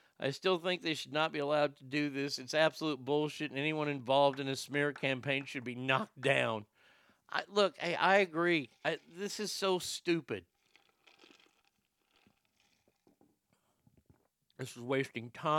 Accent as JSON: {"language": "English", "country": "United States", "said": "an American"}